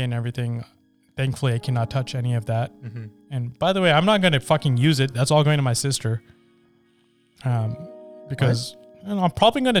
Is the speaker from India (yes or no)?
yes; India; now in United States; I'm from India